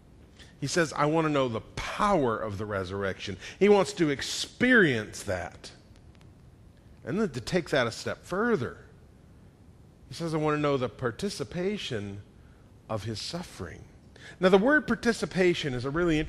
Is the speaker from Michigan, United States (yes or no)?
no; Atlanta, Georgia, United States; I was born in 1969 in Atlanta.